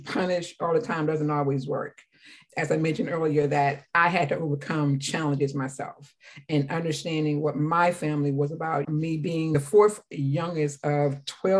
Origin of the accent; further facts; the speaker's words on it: Calvert County, Maryland, United States; In my hometown of Calvert County, Maryland, for those who don't know, it's 45 minutes from Washington, D.C., a little dirt road that we grew up on.